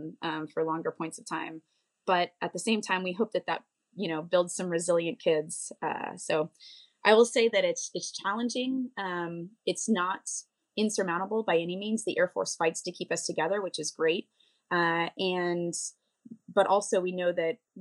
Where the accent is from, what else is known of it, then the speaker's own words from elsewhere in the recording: Bozeman, Montana, United States; I grew up in Bozeman, Montana.